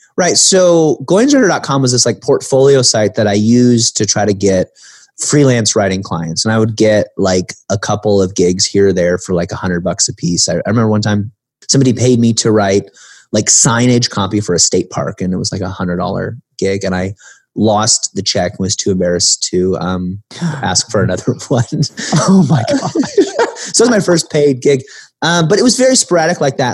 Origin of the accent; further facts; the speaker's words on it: the Midwest, Illinois, United States; growing up in the Midwest, being kind of lower middle class